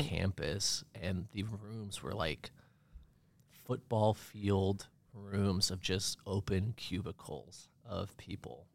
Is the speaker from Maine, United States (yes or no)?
yes; Bar Harbor, Maine, United States; also born or lived in Connecticut; I moved to Maine when I was about ten years old and grew up